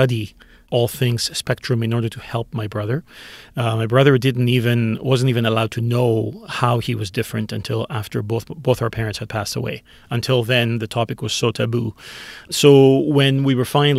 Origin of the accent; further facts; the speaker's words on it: Greece; now in Canada; I grew up in Greece. I grew up 50 years ago in Greece.